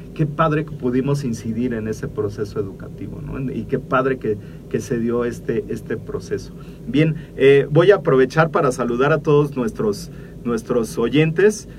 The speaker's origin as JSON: {"language": "Spanish", "country": "Mexico", "said": "nosotros como mexicanos"}